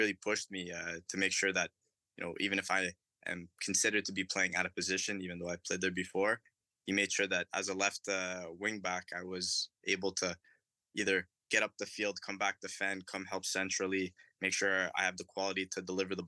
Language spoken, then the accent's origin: English; Ottawa, Ontario, Canada; my hometown, Atlético Ottawa